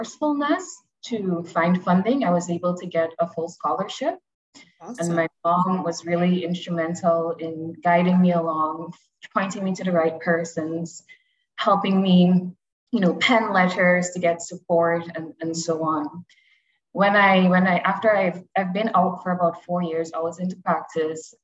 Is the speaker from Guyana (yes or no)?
yes; Guyana; I was born and raised in Guyana